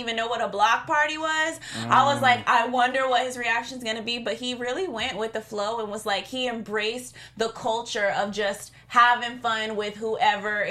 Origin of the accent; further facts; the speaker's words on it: Florida, United States; I'm from Florida